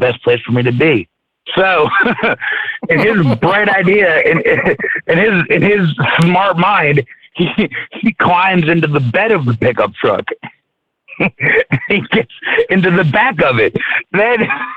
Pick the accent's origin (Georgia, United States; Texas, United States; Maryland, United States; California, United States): Maryland, United States; I'm from Maryland.